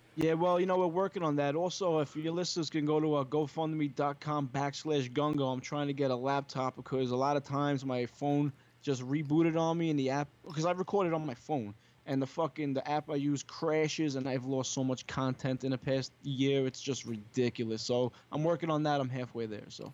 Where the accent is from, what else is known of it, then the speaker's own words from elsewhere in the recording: New York City, New York, United States; also born or lived in Long Island; I was born in Brooklyn, s, and my family's from Brooklyn